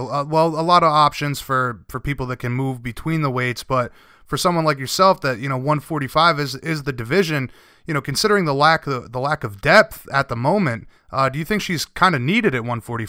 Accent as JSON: {"language": "English", "region": "Rhode Island", "country": "United States", "said": "I'm East Coast. I'm from Rhode Island"}